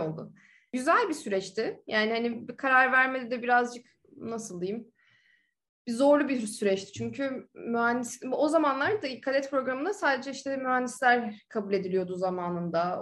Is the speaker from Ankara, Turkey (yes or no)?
yes; Ankara, Turkey; moved away as an adult; also born or lived in United States; now in Dubai, United Arab Emirates; Ankara'da doğdum büyüdüm.